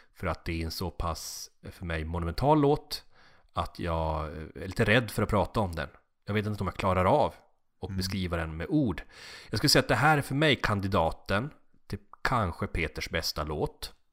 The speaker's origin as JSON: {"language": "Swedish", "town": "Kalix", "region": "Norrbotten County", "country": "Sweden", "tie": "born or raised there", "moved": "yes", "said": "Hembränt var inte så starkt i Kalix i och med att vi hade så nära till Finland"}